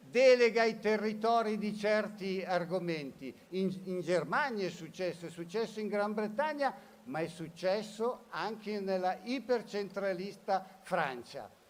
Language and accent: Italian; Lombardy, Italy; Il mio pensiero da Lombardo è stata noi ci siamo, noi siamo già pronti e dove meglio se non in Lombardia?